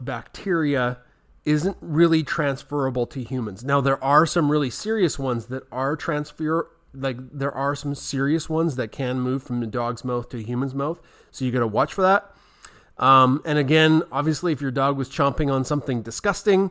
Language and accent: English; Central Alberta, Canada; we're from Central Alberta and it's winter here 10 months a year